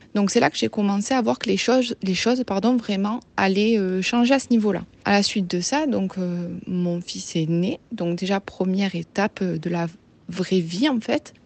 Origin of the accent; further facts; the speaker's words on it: near Marseille, Provence-Alpes-Côte d'Azur, France; accent: Marseille; j'habite près de Marseille. Je pense que ça s'entend à mon accent.